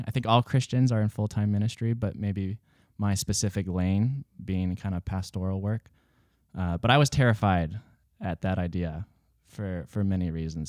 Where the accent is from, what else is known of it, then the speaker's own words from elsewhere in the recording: Newport Beach, California, United States; born there; also born or lived in Billings / Seattle; I was born in Newport Beach, California. And then after about a year and a half, my family moved to Montana because California is expensive.